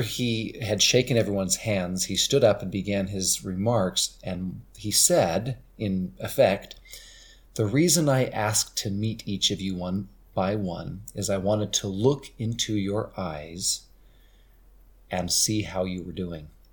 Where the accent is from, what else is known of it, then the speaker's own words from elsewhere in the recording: St. George, Utah, United States; he asked, "Elder, where are you from?" And I said, "Saint George,"